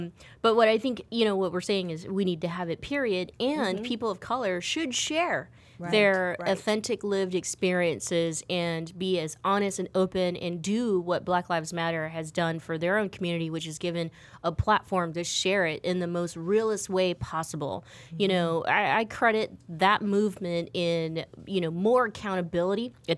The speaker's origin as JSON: {"language": "English", "country": "United States", "said": "because I'm American, like straight up"}